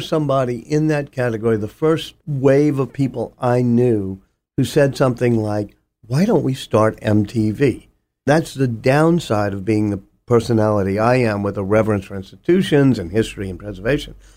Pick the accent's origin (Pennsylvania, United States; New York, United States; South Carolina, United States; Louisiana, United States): Louisiana, United States; New Orleans; moved away as an adult; also born or lived in Boston / Oxford; Harvard thought it was cool to get a person from Louisiana in back then.